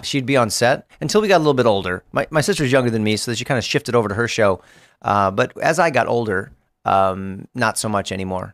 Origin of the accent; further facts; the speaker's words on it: Los Angeles, California, United States; I live in Los Angeles. I grew up in Los Angeles